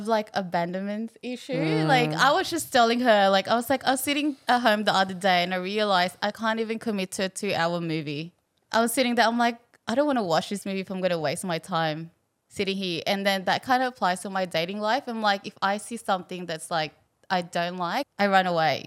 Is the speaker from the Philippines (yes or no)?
yes; Philippines; now in Australia; I was born in the Philippines. My dad left to come to Australia when I was 9 months